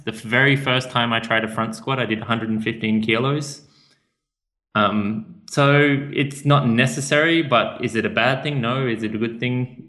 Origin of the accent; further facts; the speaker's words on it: Australia; moved away as an adult; I come from Australia. The sun's out most of the time there